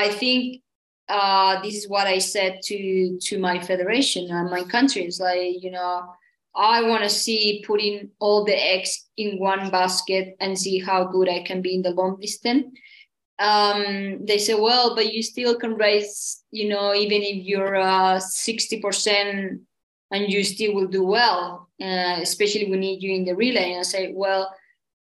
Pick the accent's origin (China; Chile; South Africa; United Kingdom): Chile; Santiago, Santiago Metropolitan Region; also born or lived in Pucón, Chile; I was born in Santiago, the capital